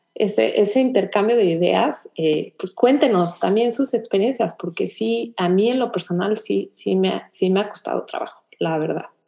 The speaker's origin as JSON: {"language": "Spanish", "country": "Mexico", "tie": "born or raised there", "moved": "as an adult", "lives_now": "Houston, United States", "said": "yo de aquí soy, o sea, de aquí soy, aquí crecí, de aquí me siento"}